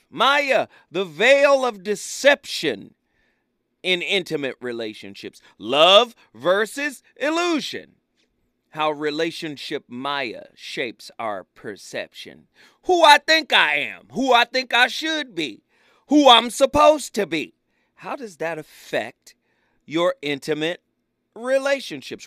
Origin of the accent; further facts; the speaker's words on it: Pasadena, California, United States; I was raised in Pasadena